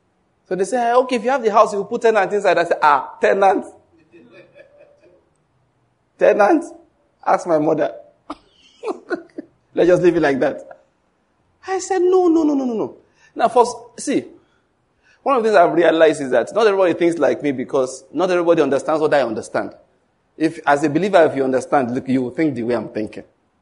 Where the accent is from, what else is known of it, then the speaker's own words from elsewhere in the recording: Ondo, Nigeria; I'm from Ondo State.